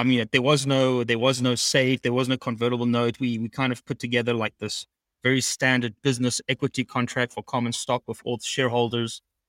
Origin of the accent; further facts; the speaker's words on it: St. Martin; So I grew up in the Caribbean and on an island called St. Martin, which is very, very busy.